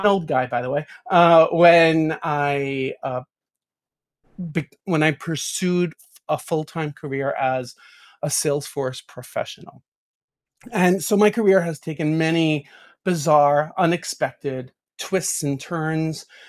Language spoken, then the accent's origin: English; New York, United States; a New Yorker, born and raised in New York